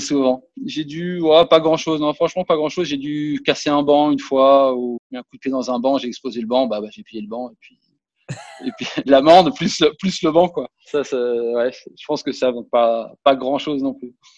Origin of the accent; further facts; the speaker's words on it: Monaco; Et là, je joue chez moi à Monaco.